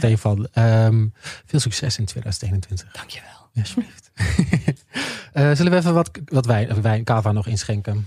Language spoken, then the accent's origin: Dutch; Twente, Overijssel, Netherlands; moved away; in Twente noemen, waar ik vandaan kom?